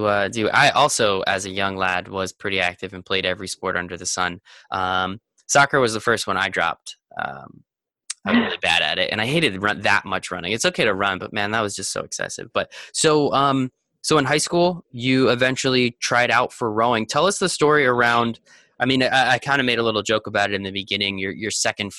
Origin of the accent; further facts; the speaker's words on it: Northeast, United States; I'm from the Northeast